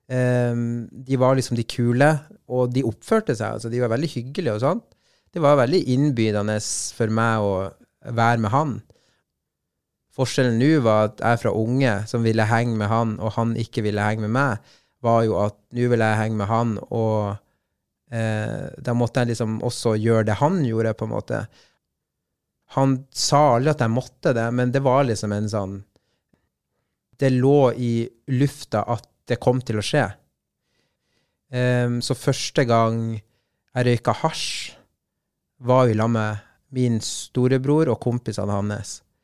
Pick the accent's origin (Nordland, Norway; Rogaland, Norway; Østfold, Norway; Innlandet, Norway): Nordland, Norway; Bodø; also born or lived in Colombia; Så da satt vi i Solparken hjemme i Bodø utafor posthuset